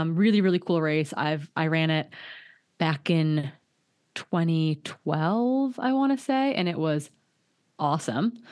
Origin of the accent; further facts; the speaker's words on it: Hayward, Wisconsin, United States; moved away; my hometown, Hayward, Wisconsin